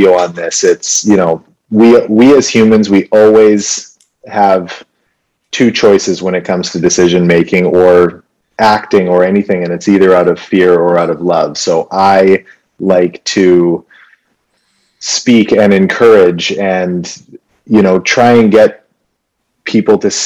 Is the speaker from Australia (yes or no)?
no; Vancouver, British Columbia, Canada; born or raised there; also born or lived in Winnipeg, Manitoba